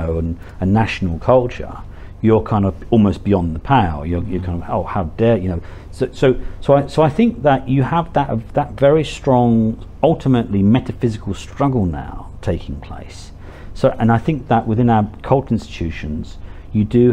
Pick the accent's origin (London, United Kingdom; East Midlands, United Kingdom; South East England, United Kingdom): London, United Kingdom; I was born and bred in Hackney in East London, one of the most multiracial and poorest parts of London